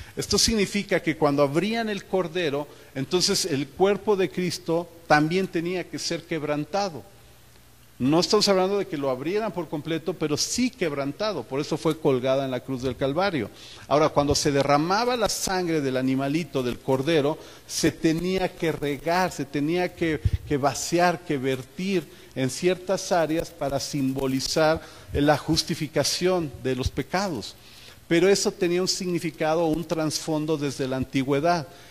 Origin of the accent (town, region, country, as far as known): Mexico